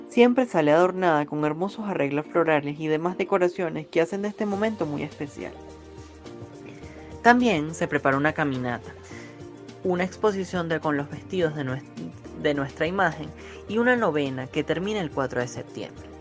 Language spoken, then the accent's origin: Spanish; El Hatillo, Miranda, Venezuela; Yo estoy muy feliz de ser atillano.